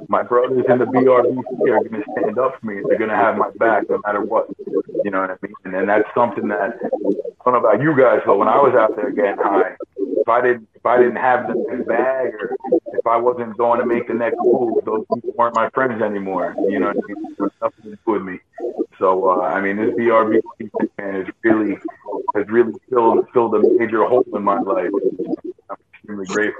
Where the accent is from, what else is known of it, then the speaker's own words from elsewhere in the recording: New York, United States; I'm from New York